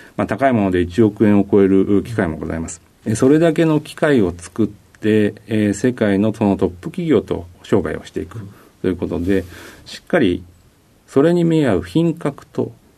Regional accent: Nagaoka, Niigata, Japan; 出身は新 潟県の長岡市にあります

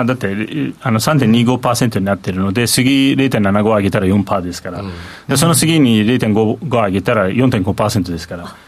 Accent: Turkey; now in Japan; 僕はだからインフレが本当にハイパーインフレがある国で生まれ育ってる

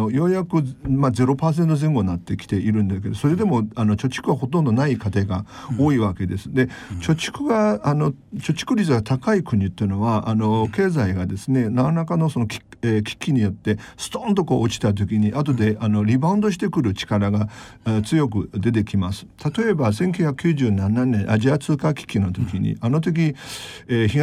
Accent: China; now in Tokyo, Japan; 他はみんな日本人で私だけ中国人で

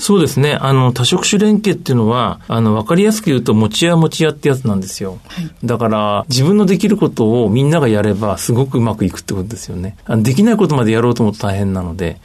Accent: Tochigi, Japan; 私の地元の栃木県

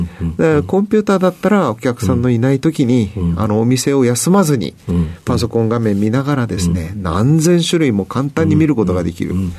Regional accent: Sapporo, Hokkaido, Japan; 北海道の札幌市です

